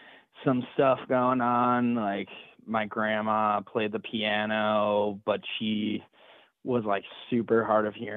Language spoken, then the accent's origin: English; Durango, Colorado, United States; moved away; I'm from Durango, Colorado, which is southwest Colorado.